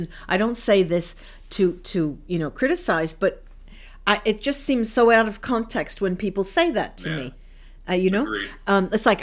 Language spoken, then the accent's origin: English; United States; moved away as an adult; now in Italy; when I grew up in the United States and I went through, I mentioned through the system, the educational